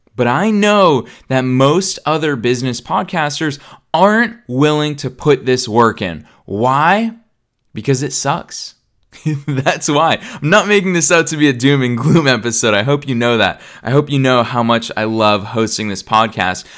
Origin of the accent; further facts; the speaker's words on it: Boston, Massachusetts, United States; now in Los Angeles, United States; I'm in Boston, Massachusetts, which is my hometown